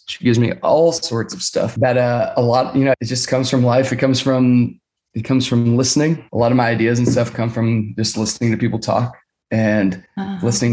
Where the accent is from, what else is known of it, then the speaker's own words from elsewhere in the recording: Sacramento, California, United States; also born or lived in Orange County, California; growing up, in California